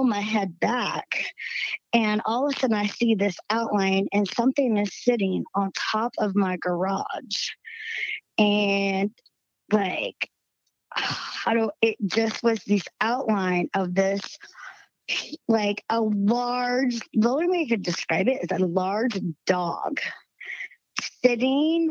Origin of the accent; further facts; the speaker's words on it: the South, United States; accent: southern twang; now in Utah, United States; I still got a little southern twang in my voice